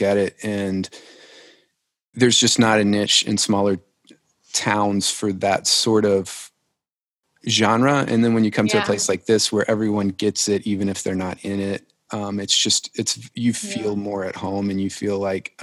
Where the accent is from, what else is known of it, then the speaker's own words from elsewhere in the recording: Lafayette, Louisiana, United States; now in Nashville, United States; I'm from Lafayette, Louisiana originally